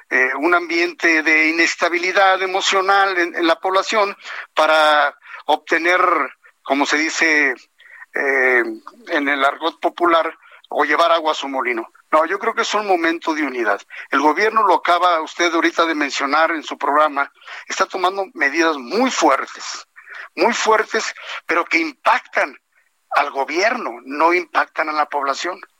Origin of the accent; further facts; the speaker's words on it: Mexico; porque no puedo ser yo mezquino de no enviar porque todos somos mexicanos.